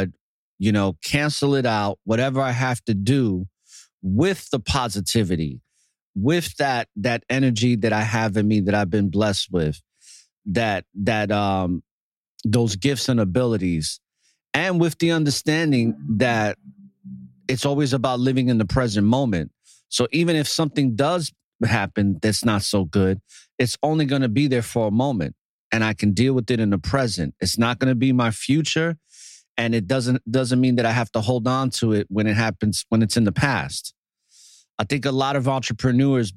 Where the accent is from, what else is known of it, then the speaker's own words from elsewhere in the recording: New York City, New York, United States; growing up in New York City, it's a very hostile environment, especially in the era that I grew up in the Bronx.